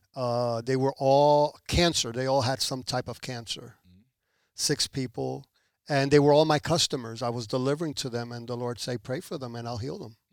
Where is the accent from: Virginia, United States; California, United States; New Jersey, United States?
New Jersey, United States; moved away as an adult; also born or lived in Puerto Rico / Elizabeth, New Jersey / Newark, New Jersey / Belleville, New Jersey; now in Pembroke Pines, United States; at the age of one, my parents moved to the United States, to New Jersey